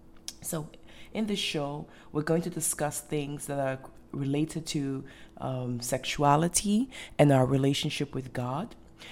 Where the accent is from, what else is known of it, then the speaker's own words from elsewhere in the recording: Ghana; also born or lived in Europe / North America; your host. I'm originally from Ghana. I was born and raised in Ghana, but I also moved around the world, and I grew up in different countries as well.